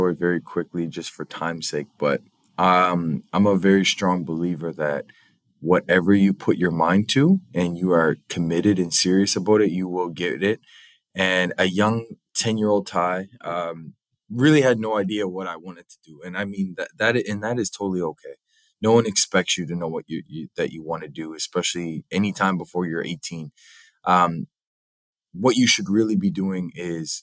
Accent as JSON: {"language": "English", "town": "Halifax", "region": "Nova Scotia", "country": "Canada", "tie": "born or raised there", "also_born_or_lived": "St. John's, Newfoundland", "said": "I'm from here. I grew up here in Halifax."}